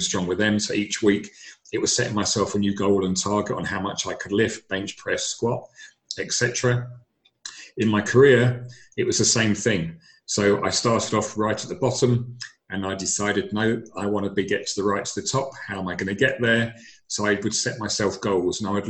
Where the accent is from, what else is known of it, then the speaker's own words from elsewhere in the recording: London, United Kingdom; I'm originally from London